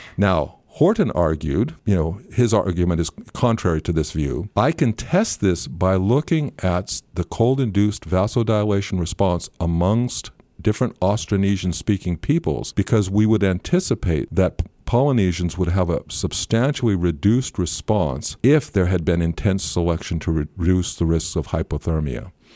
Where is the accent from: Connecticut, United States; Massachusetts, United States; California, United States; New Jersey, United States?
California, United States; rural Northern; moved away as an adult; also born or lived in New Zealand; now in Auckland, New Zealand; I grew up in rural Northern California